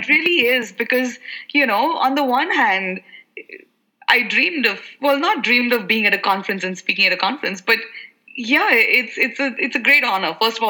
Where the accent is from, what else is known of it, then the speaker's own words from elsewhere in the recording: India; being Indian, you'll speak three languages.